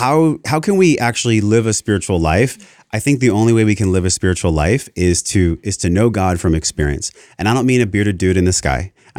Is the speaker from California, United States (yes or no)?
yes; Encinitas, California, United States; I'm like, because I came from Encinitas.